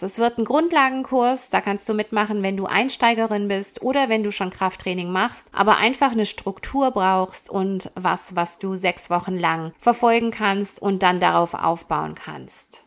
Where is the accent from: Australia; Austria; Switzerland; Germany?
Germany; moved away as an adult; also born or lived in United States; now in Canada; ich bin in Deutschland geboren, aufgewachsen, habe da Sportwissenschaften studiert